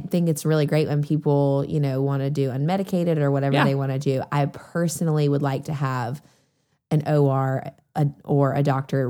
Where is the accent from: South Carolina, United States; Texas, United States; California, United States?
South Carolina, United States; Greenville; We're from Greenville, South Carolina.